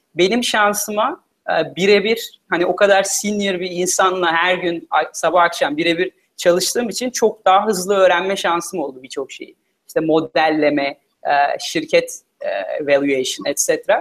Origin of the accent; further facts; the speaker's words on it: Turkey; moved away as an adult; also born or lived in United States / Philippines; liseye kadar Türkiye'de okudum. E, sonra Amerika'da okumaya karar verdim üniversiteyi.